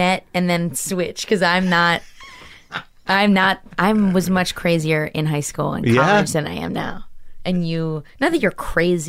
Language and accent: English; outside Philadelphia, Pennsylvania, United States; accent: Philly; now in New York, United States; And I'm from outside Philly.